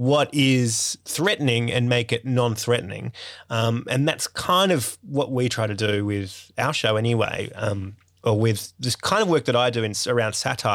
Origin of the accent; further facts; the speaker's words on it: Sydney, New South Wales, Australia; I grew up in Sydney's northwest suburbs, and I had a pretty privileged kind of life.